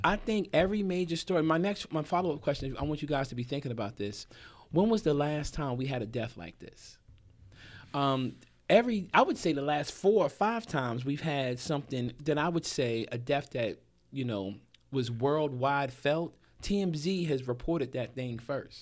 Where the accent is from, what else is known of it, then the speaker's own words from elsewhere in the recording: New Jersey, United States; moved away as an adult; also born or lived in Hampton, Virginia; I grew up in Jersey